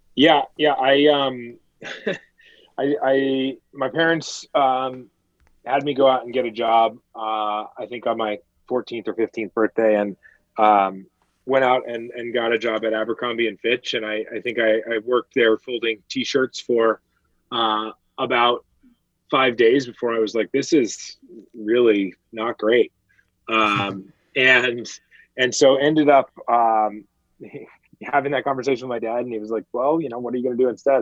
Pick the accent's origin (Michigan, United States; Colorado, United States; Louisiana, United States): Colorado, United States; Denver; I grew up uh, in in Denver, Colorado